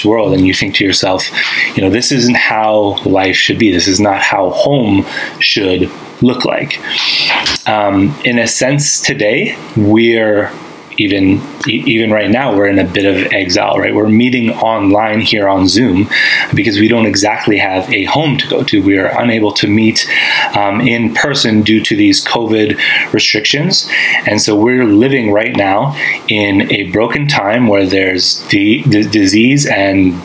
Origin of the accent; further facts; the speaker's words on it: Winnipeg, Manitoba, Canada; moved away as an adult; I grew up in Winnipeg, Manitoba. That's where I've lived most of my life